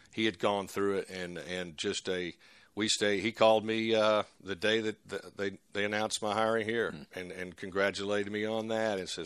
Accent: Texas, United States; we were we're from Texas, and uh, we enjoyed our time over there absolutely.

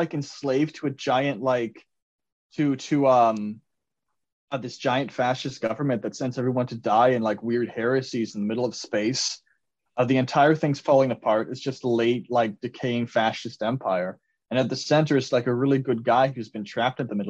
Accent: Ohio, United States; I'm from Ohio

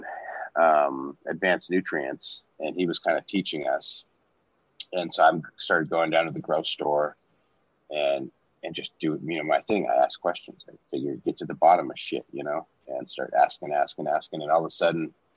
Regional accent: Washington, United States; also born or lived in Portland / Minnesota; I grew up in Washington

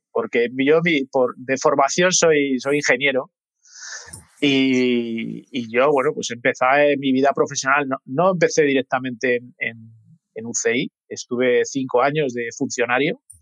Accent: Madrid, Community of Madrid, Spain; soy, de Madrid

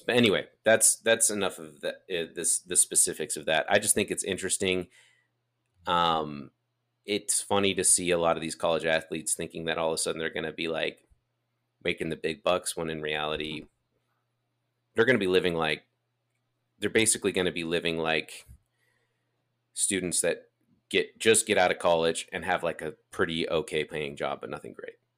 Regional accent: Draper, Utah, United States; we grew up in Draper. Our most formidable years took place in Draper.

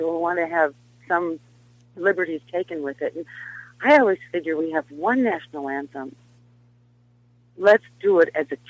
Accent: Nebraska, United States; moved away; I'm from Nebraska.

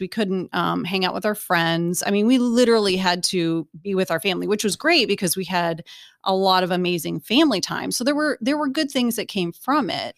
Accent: Bryan, Ohio, United States; moved away; Bryan, Ohio. So I'm, I'm from Ohio

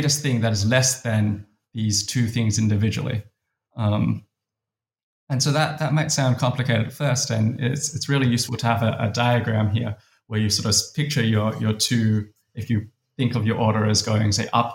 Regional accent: Adelaide, South Australia, Australia; I grew up in Adelaide, Australia.

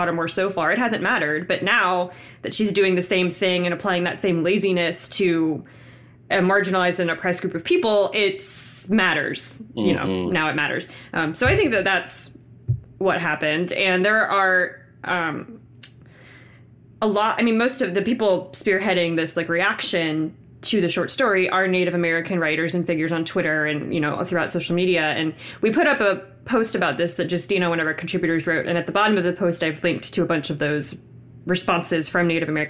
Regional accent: Philippines; I'm Filipino

